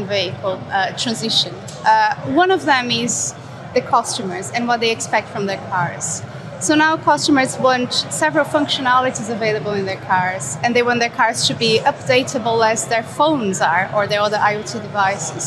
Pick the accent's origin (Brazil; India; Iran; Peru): Brazil; now in United Kingdom; I'm originally from Brazil. I'm based in the UK, where I work for Ward's